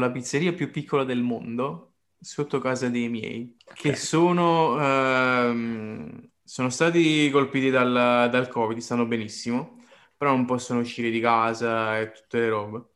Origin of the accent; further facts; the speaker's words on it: Caserta, Campania, Italy; da casertano